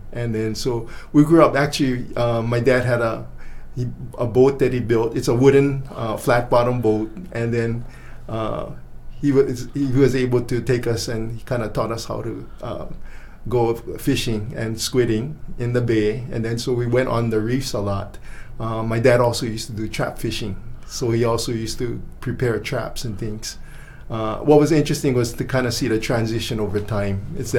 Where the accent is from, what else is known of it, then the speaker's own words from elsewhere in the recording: Kaneohe, Hawaii, United States; moved away as an adult; now in Maui, United States; So I grew up in Kaneohe, and in Kaneohe, I went to school. First I grew up in Kaneohe, and what was interesting was that we lived on the windward side